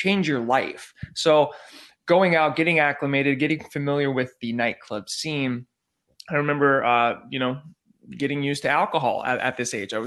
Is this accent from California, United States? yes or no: yes; San Diego, California, United States; moved away as an adult; now in Los Angeles, United States; I'm from San Diego. I was going to junior college